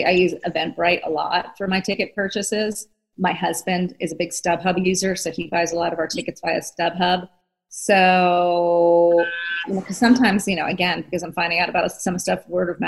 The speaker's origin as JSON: {"language": "English", "region": "East Coast", "country": "United States", "said": "I'm from the East Coast"}